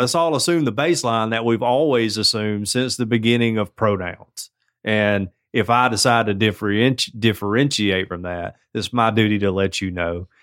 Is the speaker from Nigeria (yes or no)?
no; Canada; As a Canadian sister